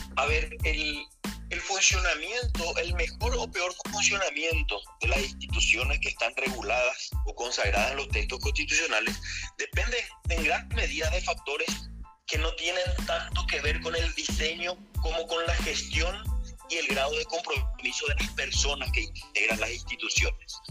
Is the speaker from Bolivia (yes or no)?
no; Paraguay; como paraguayos